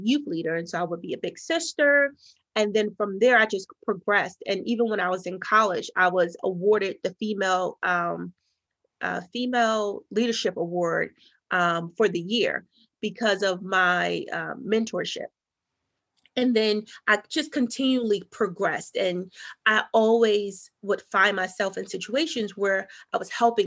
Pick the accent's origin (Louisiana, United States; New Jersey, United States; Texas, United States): New Jersey, United States; North; where I'm from North New Jersey, and it was just primarily just all Black people